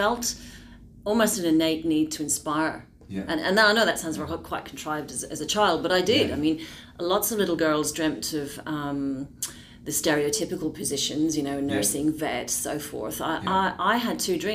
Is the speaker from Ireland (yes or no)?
yes; Dublin, Leinster, Ireland; now in Melbourne, Australia; I am originally from Dublin, Ireland.